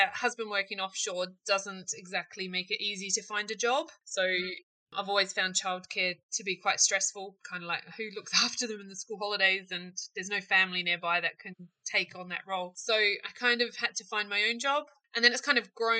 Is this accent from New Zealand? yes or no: yes; New Zealand; moved away as an adult; also born or lived in Australia / London / Cardiff; now in Stornoway, United Kingdom; Born and bred in New Zealand, and then spent some time in Australia, and then came over to the UK.